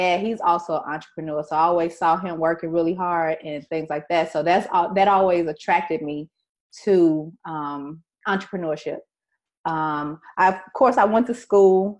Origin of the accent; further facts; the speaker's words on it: Chicago, Illinois, United States; I am from Chicago